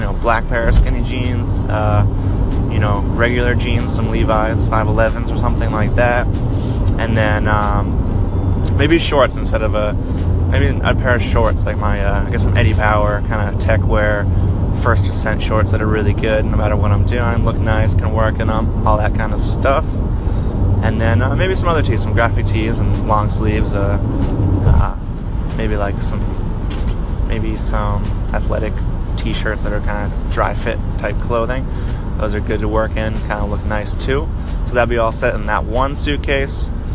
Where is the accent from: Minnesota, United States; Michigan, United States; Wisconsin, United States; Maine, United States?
Maine, United States; Portland; I'm from Portland, Maine